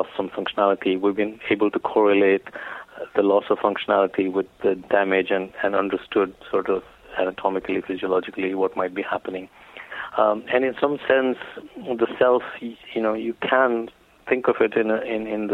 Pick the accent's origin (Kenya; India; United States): India; growing up in India